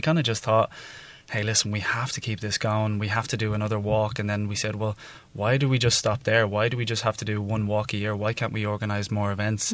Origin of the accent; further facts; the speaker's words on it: Dublin, Leinster, Ireland; now in Taiwan; I'm from Ireland, from Dublin, Ireland